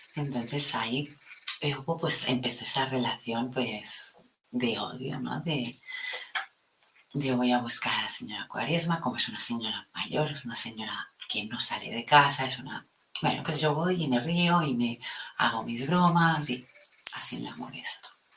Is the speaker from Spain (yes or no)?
yes; Catalonia, Spain; aquí en mi país, en Cataluña